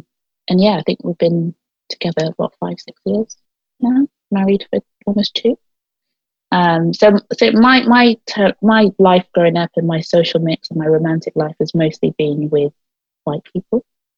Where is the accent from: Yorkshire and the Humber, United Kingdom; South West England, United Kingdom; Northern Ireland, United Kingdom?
South West England, United Kingdom; Gloucester; So Gloucester, certainly in the area that I grew up in, was so full of black people, a real mix of black and white people, actually.